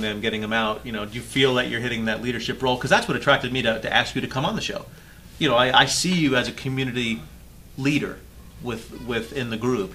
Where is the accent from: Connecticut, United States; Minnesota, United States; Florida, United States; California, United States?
Florida, United States; I'm from here